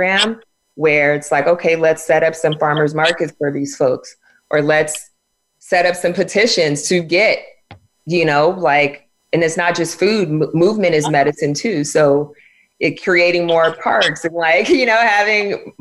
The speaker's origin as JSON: {"language": "English", "town": "San Diego", "region": "California", "country": "United States", "tie": "born or raised there", "said": "I grew up in San Diego where it's basically our staples were carne asada burritos"}